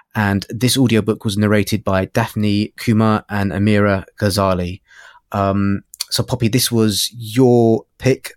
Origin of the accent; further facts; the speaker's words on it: London, United Kingdom; I grew up in North London